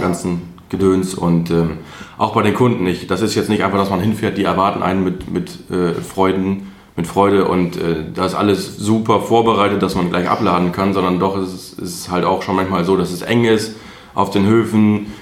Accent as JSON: {"language": "German", "town": "Altenberge", "region": "North Rhine-Westphalia", "country": "Germany", "moved": "as an adult", "lives_now": "Diepholz, Germany"}